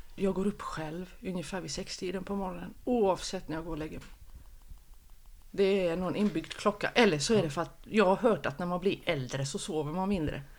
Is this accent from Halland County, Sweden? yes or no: yes; Oskarström, Halland County, Sweden; also born or lived in Halmstad; jag är född på Halmstad BB. Halmstad BB, men i passet står det Oskarström